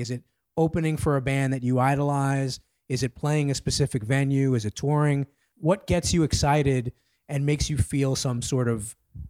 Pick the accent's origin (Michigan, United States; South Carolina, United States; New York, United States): New York, United States; New York City; now in Washington DC, United States; I'm a New Yorker, a native New Yorker.